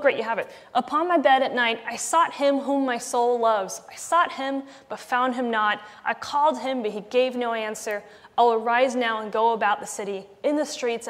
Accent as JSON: {"language": "English", "country": "Malaysia", "tie": "born or raised there", "said": "when I was young, growing up in Malaysia"}